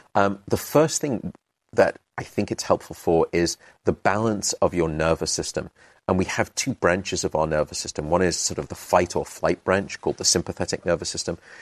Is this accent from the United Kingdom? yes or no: yes; United Kingdom; also born or lived in London; now in San Francisco, United States; I'm British